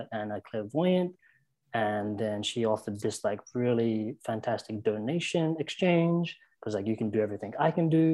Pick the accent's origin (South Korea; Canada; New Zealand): New Zealand; South Island; when I say where I'm from, I say I'm from the South Island because that's where I started to find who I was